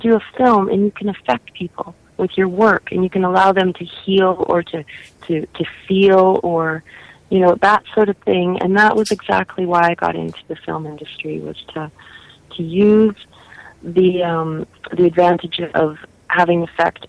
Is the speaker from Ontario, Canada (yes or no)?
no; Calgary, Alberta, Canada; I was born and raised here in Calgary, and it's my home, though I've lived in different parts of Canada.